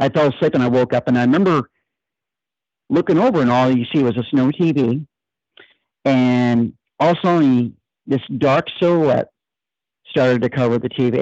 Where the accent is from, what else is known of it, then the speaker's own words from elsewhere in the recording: Freeport, Maine, United States; also born or lived in Brunswick, Maine / Belgrade, Maine; I was born in Brunswick, grew up in Freeport.